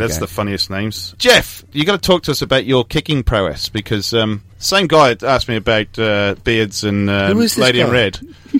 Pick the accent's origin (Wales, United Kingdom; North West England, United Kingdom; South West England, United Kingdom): Wales, United Kingdom; Newport; I'm from Newport.